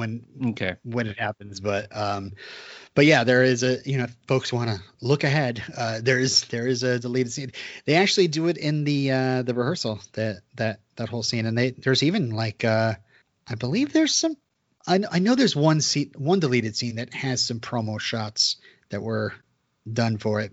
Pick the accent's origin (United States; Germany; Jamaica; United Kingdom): United States; Vermont; I'm from Vermont